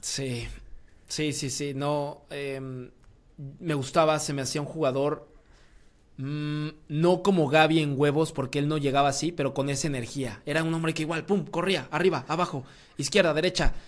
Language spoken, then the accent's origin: Spanish; Querétaro, Mexico; soy cretano, entonces Querétaro es mi equipo